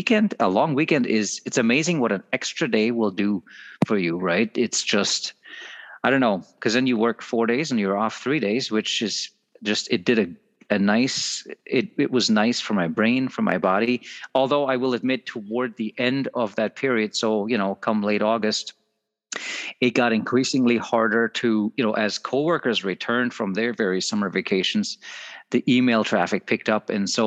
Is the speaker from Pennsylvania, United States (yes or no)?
no; Minnesota, United States; We're all here from Southeastern Minnesota.